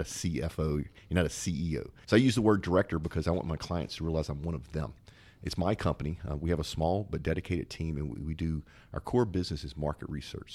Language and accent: English; Zachary, Louisiana, United States; I'm from a town called Zachary